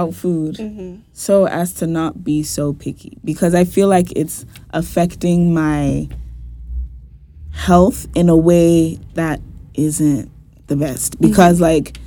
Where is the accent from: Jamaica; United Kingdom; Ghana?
Ghana; being Ghanaian